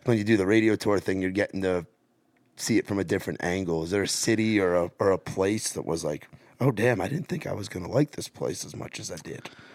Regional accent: New York, United States; as a New Yorker

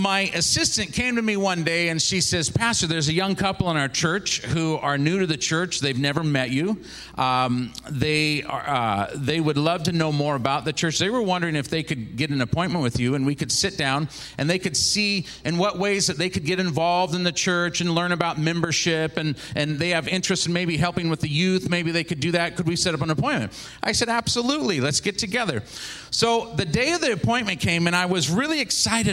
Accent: Seattle, Washington, United States; also born or lived in Kent, Washington; I grew up in Seattle, Washington area.

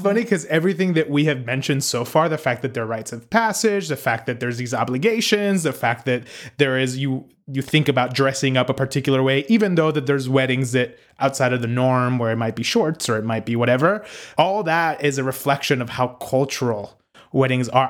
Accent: Puerto Rico; also born or lived in Northeast United States; now in United States; growing up in Puerto Rico

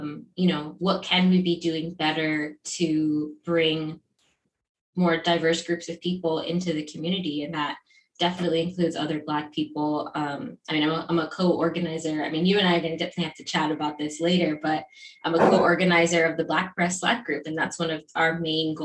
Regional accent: Miami, Florida, United States; I'm also from Miami.

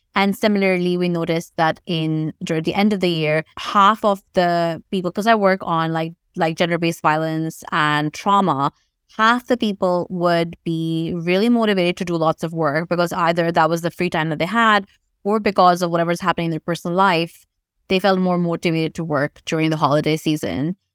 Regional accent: Pakistan; moved away; I grew up in Pakistan

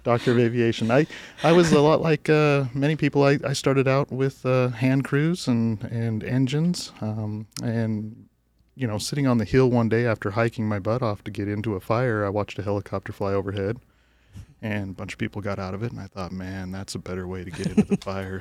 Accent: Flagstaff, Arizona, United States; I grew up in Flagstaff, Arizona

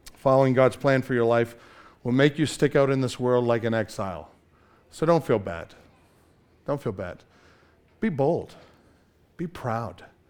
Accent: Canada; I'm Canadian

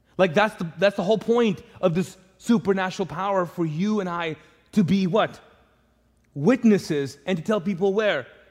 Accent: Pakistan; moved away; I'm Pakistani

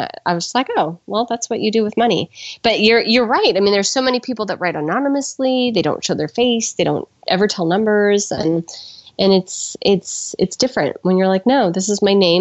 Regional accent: California, United States; I was raised by glassblowers in California

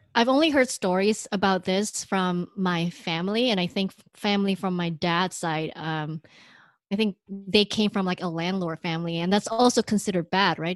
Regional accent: Indonesia; moved away; I grew up in Indonesia

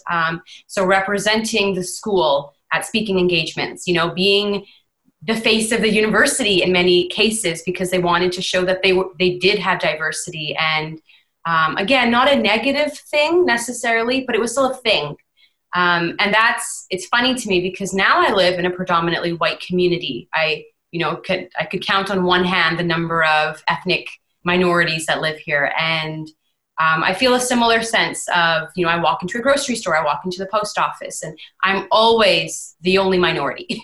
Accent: Vancouver, British Columbia, Canada; moved away as an adult; now in Ontario, Canada; I was born and raised in Vancouver

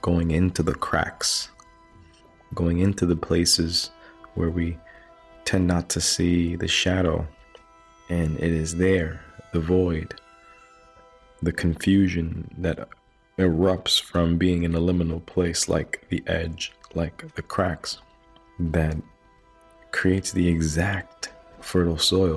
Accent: New York City, New York, United States; We were raised in New York City

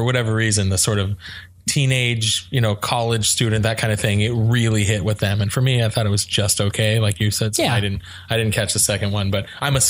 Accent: the Bay Area, California, United States; now in Scottsdale, United States; I'm from the Bay.

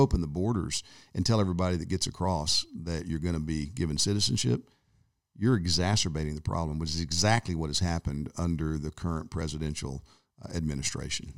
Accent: United States; growing up in America

